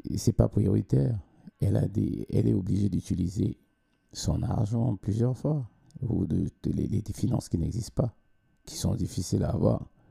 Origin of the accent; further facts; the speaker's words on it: Cameroon; moved away as an adult; now in Sweden; j'ai commencé à chanter, mm, entre parenthèses, hein, euh, professionnellement quand j'ai quitté le Cameroun